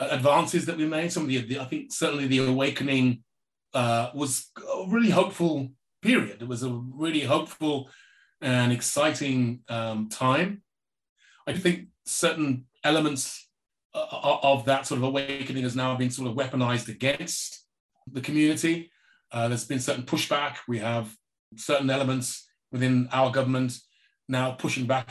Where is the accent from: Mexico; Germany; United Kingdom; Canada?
United Kingdom; England; growing up in England had a particular effect on my mental health